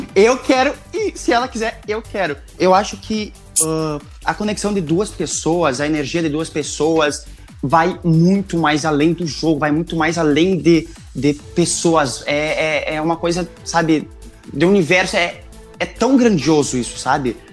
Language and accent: Portuguese; Rio Grande do Sul, Brazil; accent: gaúcho with German influence; eu tenho bastante sotaque, não vou negar, porque eu sou do Rio Grande do Sul, de uma cidadezinha bem pequena, ainda mais que puxa pro alemão e tudo mais